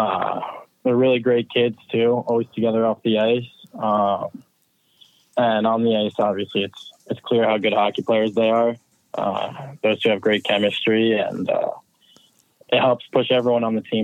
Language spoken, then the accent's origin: English; New Jersey, United States; I'm from New Jersey